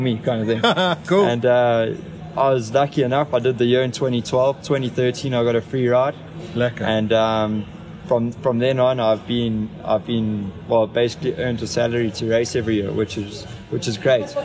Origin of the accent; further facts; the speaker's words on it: South Africa; being South African